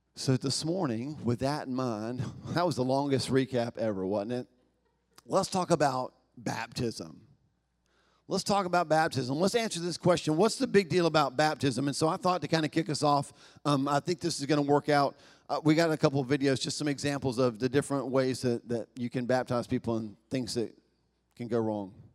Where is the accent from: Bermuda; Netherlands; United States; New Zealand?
United States; the South; I was born in America, the southern part, the best part of the country